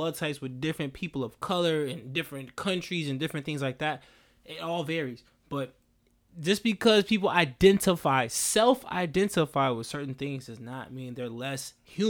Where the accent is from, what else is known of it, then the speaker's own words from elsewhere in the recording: New Orleans, Louisiana, United States; born there; now in Houston, United States; I'm like, man, I was born in New Orleans, but I live in Houston, Texas.